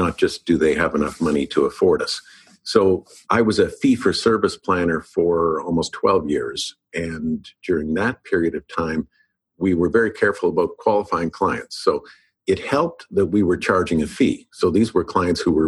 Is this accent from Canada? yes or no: yes; Winnipeg, Manitoba, Canada; moved away as an adult; also born or lived in Los Angeles; I moved back to Canada and back to Winnipeg, and I needed a job.